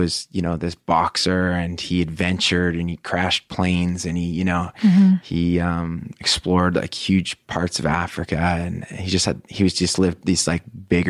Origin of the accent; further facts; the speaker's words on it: Pacific Northwest, Canada; Yeah, okay. Pacific Northwest.